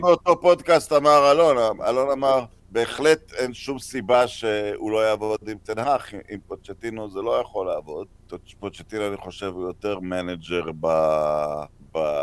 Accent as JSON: {"language": "Hebrew", "town": "Netanya", "region": "Central District", "country": "Israel", "tie": "born or raised there", "said": "גדלתי בנתניה"}